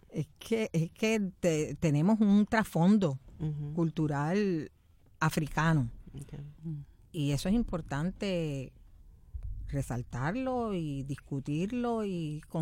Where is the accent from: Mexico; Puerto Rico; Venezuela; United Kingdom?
Puerto Rico; somos puertorriqueñas primero y negras después. O puertorriqueñas y blancas, o puertorriqueñas y lo que sea.